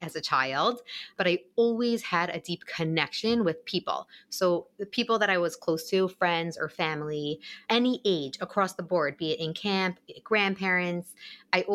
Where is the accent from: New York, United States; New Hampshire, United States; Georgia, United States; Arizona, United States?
New York, United States; Woodmere; also born or lived in Long Beach, New York; I was born and raised in Woodmere, New York, where I currently live now as well